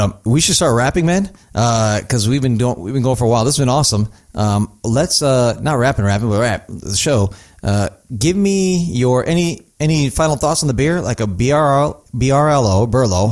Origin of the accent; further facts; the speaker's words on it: North India, India; moved away; I'm from North India, so it's funny, it's a different language than I speak